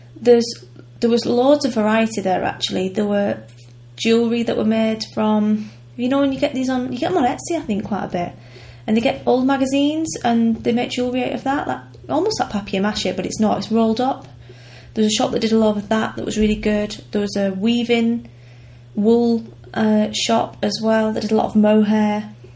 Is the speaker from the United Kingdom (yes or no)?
yes; United Kingdom; we're British